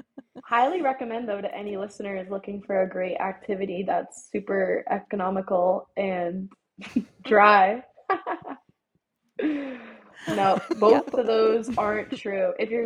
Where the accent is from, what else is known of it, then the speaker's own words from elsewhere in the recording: Cape Cod, Massachusetts, United States; also born or lived in Cambridge, Massachusetts; I am from Cape Cod, Massachusetts.